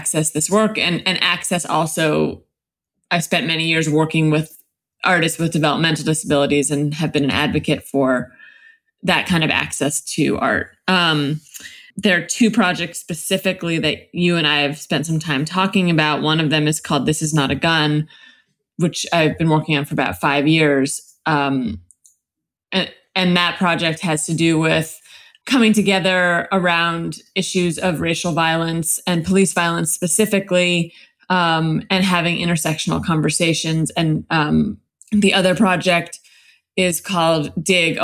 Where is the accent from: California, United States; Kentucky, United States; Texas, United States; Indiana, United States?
California, United States; Los Angeles; I live in Los Angeles. I'm from Los Angeles. I'm a third generation Angeleno, actually, on both sides